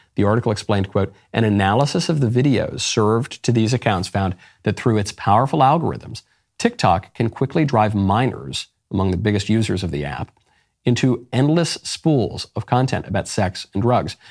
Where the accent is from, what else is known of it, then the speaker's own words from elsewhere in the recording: New York City, New York, United States; moved away; I'm a New Yorker by upbringing